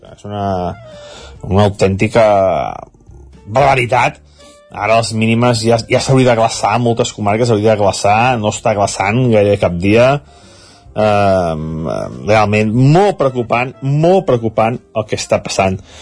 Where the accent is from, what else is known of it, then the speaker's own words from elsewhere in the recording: Sant Feliu de Codines, Catalonia, Spain; des del meu poble, des de Sant Feliu